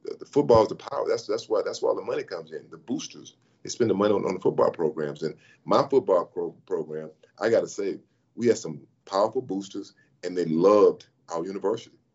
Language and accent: English; Sealy, Texas, United States; moved away as an adult; also born or lived in Los Angeles / Dallas; I'm from Sealy, Texas